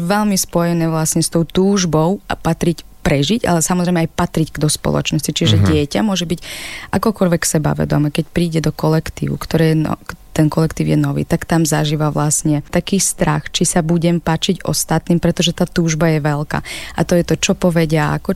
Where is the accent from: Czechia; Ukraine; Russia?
Ukraine; Slovak is a second language; moved away as an adult; now in Slovakia; aj keď žijem na Slovensku, stále som Ukrajinka